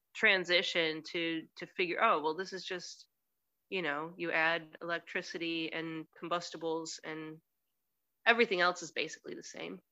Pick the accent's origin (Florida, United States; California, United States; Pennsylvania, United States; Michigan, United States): Michigan, United States; Detroit; moved away as an adult; now in Cleveland, United States; I'm from Detroit originally. Right now, I'm in Cleveland.